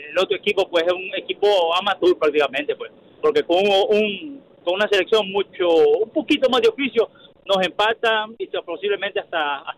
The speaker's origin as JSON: {"language": "Spanish", "country": "El Salvador", "said": "soy fanático de la selección salvadoreña porque soy salvadoreño."}